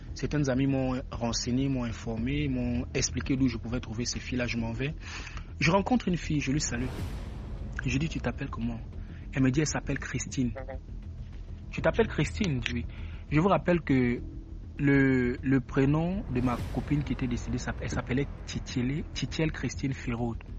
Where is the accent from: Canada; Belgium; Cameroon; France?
Cameroon; moved away; je suis camerounais